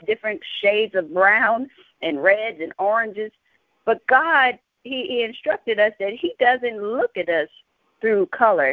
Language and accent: English; San Antonio, Texas, United States; I'm from San Antonio, Texas